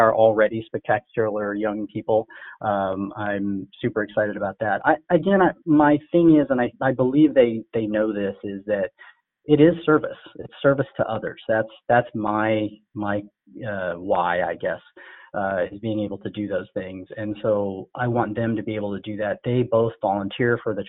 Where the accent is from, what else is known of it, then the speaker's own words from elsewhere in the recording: Des Moines, Iowa, United States; also born or lived in Canada / Sri Lanka; I was born in Canada. My parents were born in Sri Lanka. We moved here to Des Moines, Iowa, actually, in the late 70s